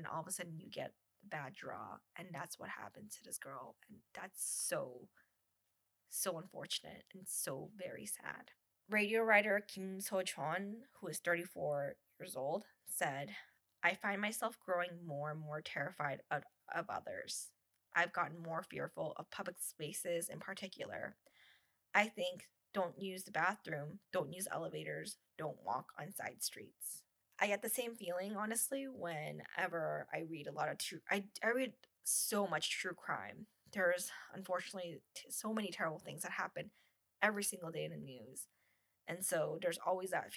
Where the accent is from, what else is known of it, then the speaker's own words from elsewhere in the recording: United States; now in Canada; as an American who lives in Canada